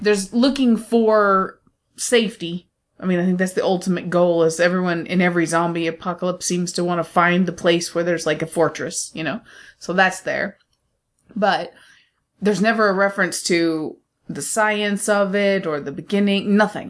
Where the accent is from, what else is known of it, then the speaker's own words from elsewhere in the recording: United States; I'm American